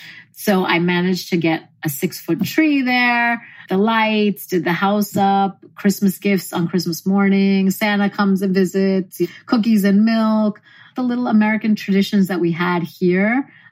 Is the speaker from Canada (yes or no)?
no; India; My kids are very Indian, living in a Western world, because I'm very Indian as such.